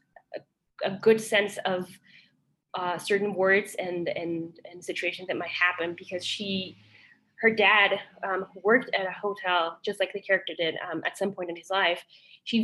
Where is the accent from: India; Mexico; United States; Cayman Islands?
Mexico; Mexico City; accent: Mexican British; first language Spanish; English is a second language; now in Canada; I'm from Mexico City